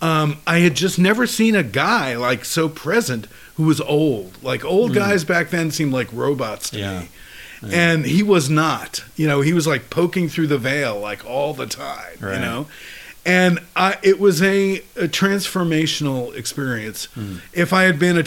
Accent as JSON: {"language": "English", "town": "New York City", "region": "New York", "country": "United States", "tie": "born or raised there", "moved": "as an adult", "lives_now": "San Francisco, United States", "said": "In Queens, in New York City"}